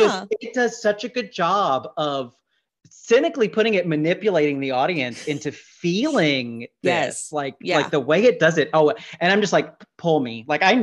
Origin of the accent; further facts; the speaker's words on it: Tupelo, Mississippi, United States; moved away; I grew up in Tupelo, Mississippi, which is the birthplace of Elvis Presley.